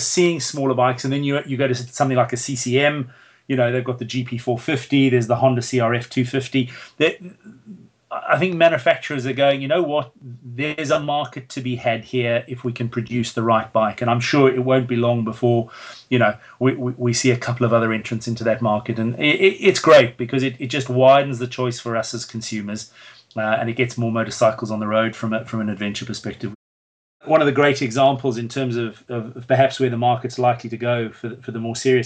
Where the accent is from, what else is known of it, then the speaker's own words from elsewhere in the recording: South Africa; moved away as an adult; now in United Kingdom; It's obviously my home country